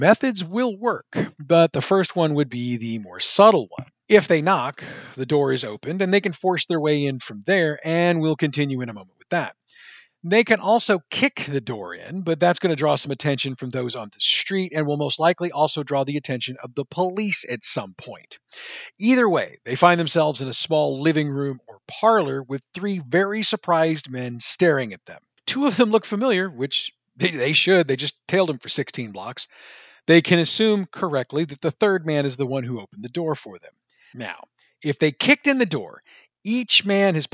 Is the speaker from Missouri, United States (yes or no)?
yes; St. Louis, Missouri, United States; I'm from the St. Louis area, and I actually still live in the St. Louis area.